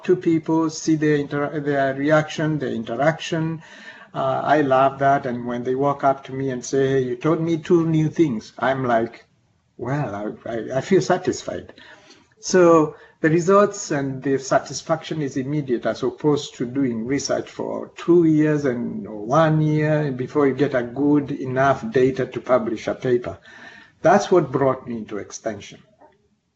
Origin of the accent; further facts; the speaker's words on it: Kenya; moved away as an adult; also born or lived in Nairobi, Kenya / Reading, United Kingdom / Missouri, United States; now in Kankakee County, United States; I'm a native of Kenya, and I came to this country 30 years ago